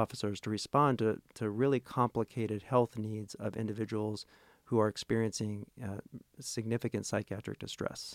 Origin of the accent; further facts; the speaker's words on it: Tulsa, Oklahoma, United States; moved away as an adult; also born or lived in Rhode Island; now in Little Rock, United States; I'm originally from Oklahoma, Tol-, grew up in Tulsa, Oklahoma